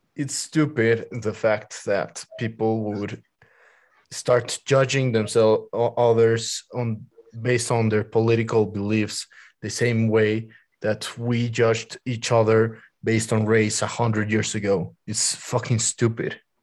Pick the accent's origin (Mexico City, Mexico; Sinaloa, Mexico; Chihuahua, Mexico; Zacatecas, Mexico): Mexico City, Mexico; I was born and raised on Mexico City